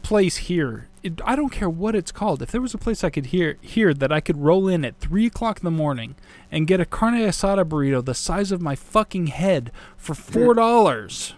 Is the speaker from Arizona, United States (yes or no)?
yes; Arizona, United States; moved away as an adult; growing up in Arizona, living on the west side of the country my entire life, living right next to fucking Mexico